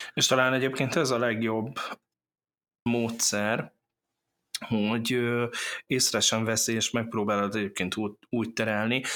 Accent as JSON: {"language": "Hungarian", "town": "Miskolc", "region": "Borsod-Abaúj-Zemplén", "country": "Hungary", "said": "egy csodálatos uh, borsori faluból, úgynevezett Miskolc"}